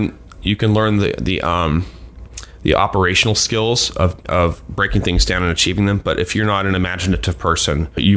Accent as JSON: {"language": "English", "region": "Delaware", "country": "United States", "tie": "born or raised there", "said": "I grew up in Delaware"}